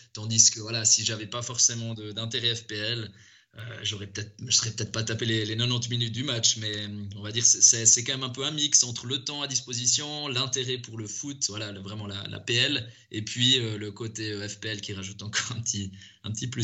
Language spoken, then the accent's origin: French; Valais, Switzerland; je viens du, du Valais, donc je supportais le, le FC Sion.